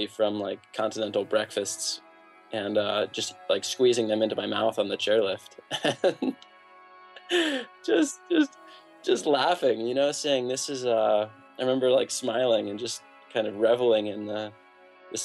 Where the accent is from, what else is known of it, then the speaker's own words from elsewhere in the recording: New York City, New York, United States; I grew up in New York City, so pretty far from, you know, good skiing